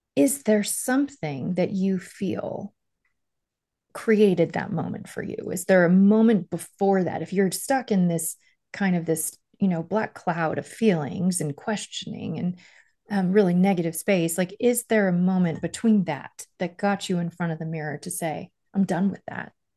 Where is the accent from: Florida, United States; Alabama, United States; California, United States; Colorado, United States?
Florida, United States; Miami; also born or lived in Stony Brook, New York; I was born in Stony Brook, lived there till I was five, and then we moved to Miami.